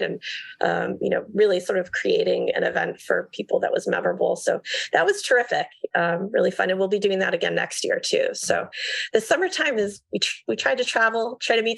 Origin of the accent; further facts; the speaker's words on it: San Francisco, California, United States; moved away; the San Francisco Art Book Fair in 2020, which is my hometown